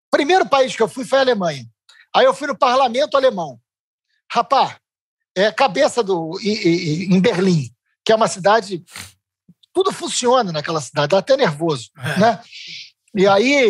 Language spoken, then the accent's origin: Portuguese; Niterói, Rio de Janeiro, Brazil; eu sou de Niterói ah. e eu, eu nasci, eu vivi até os 40 anos de idade